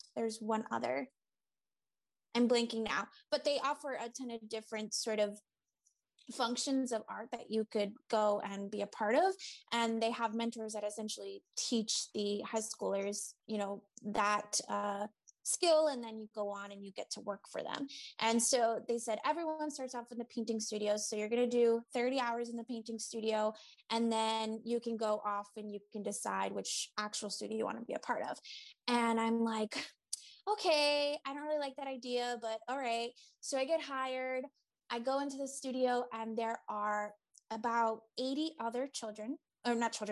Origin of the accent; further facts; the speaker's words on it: Boston area, Massachusetts, United States; around the Boston area, in my hometown.